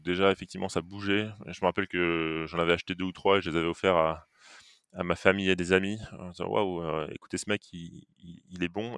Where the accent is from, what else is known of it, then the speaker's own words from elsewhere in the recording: Metz, Grand Est, France; now in Nantes, France; à l'origine je suis messin